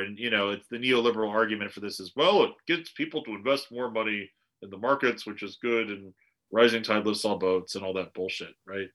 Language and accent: English; United States; As an American